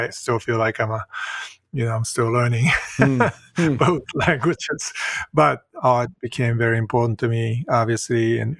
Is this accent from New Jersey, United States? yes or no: no; Boston, Massachusetts, United States; born there; also born or lived in Stockholm, Sweden; I was born in Boston. My father is a research scientist.